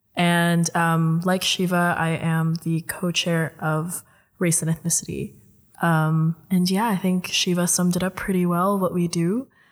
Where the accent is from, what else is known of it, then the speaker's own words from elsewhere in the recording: Indonesia; now in Netherlands; I'm Filipino, but I was raised in Indonesia